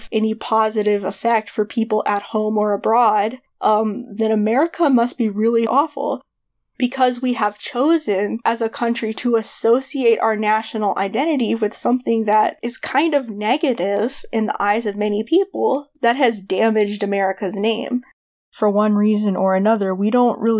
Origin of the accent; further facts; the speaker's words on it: United States; I'm American